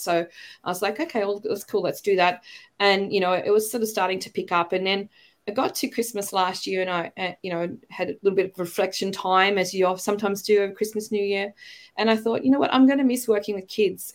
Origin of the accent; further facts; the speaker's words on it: Australia; accent: Australian; moved away as an adult; also born or lived in China; I've got my Australian accent back, but you know, when I was working overseas, the Brits would ask me if I was American, and the Americans would ask me if I was British, and I'd be like, "No, you're all wrong." you know, I'm an Aussie.